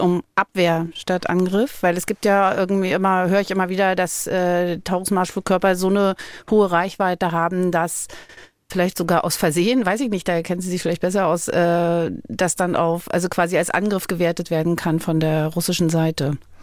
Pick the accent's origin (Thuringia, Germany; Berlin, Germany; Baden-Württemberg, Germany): Berlin, Germany; als Kind in Berlin in Ruinen gespielt